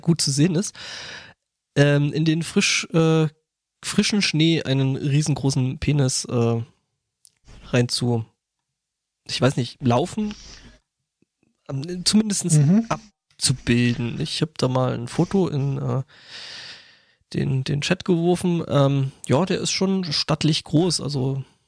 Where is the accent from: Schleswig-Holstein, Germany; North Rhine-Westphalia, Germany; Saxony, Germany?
Saxony, Germany; Lößnitz; moved away; meine Heimatstadt ist also meine alte Heimatstadt Lösnitz äh, Erzgebirge